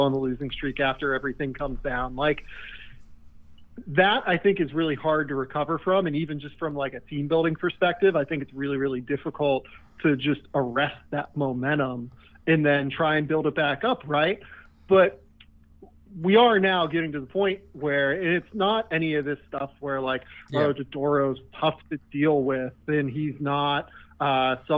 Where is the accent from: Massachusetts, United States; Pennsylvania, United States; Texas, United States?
Pennsylvania, United States; Pittsburgh; moved away; I'm from Pittsburgh originally